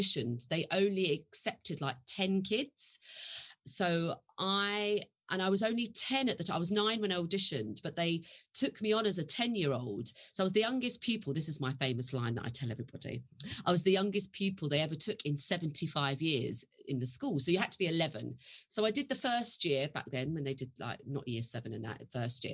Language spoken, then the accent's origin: English; London, United Kingdom; I was born in Hackney in 1975.